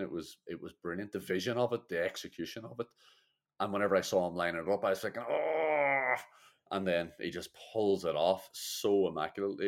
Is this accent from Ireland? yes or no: yes; Ireland; as an Irish man and an Irish fan